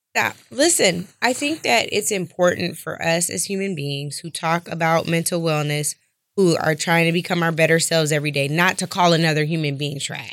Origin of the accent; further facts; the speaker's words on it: Seattle, Washington, United States; born and raised in Seattle, Washington